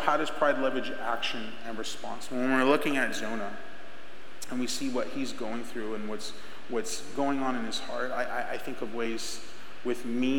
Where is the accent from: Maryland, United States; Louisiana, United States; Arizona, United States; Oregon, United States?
Arizona, United States; Rainbow Valley; I grew up in Rainbow Valley, if you know where Rainbow Valley's at, and I went to Estrella Foothills